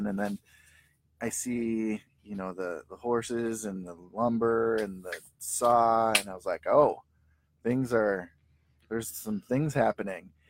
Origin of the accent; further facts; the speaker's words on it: St. Paul, Minnesota, United States; we're from St. Paul, Minnesota.